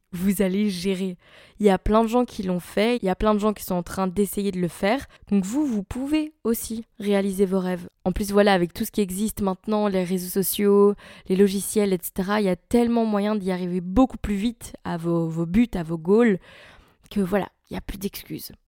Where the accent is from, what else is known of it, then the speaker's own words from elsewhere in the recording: Belgium; je suis belge